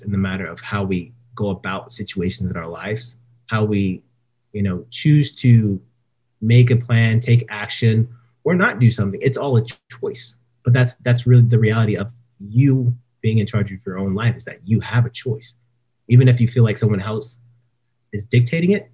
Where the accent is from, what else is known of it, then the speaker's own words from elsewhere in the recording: Stockton, California, United States; moved away; back home in Stockton, where I was, you know, my hometown.